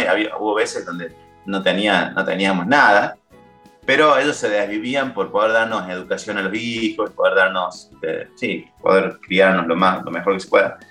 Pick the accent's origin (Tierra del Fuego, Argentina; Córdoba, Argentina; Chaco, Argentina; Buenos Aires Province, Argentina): Córdoba, Argentina; town near; moved away as an adult; now in Buenos Aires, Argentina; mi pueblo a hablar con ellos. Yo ya vivía en Córdoba capital, que está a 12 kilómetros